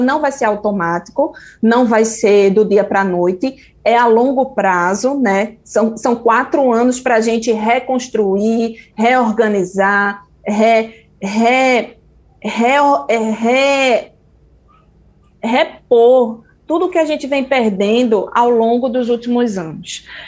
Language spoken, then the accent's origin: Portuguese; Brazil; eu sou brasileira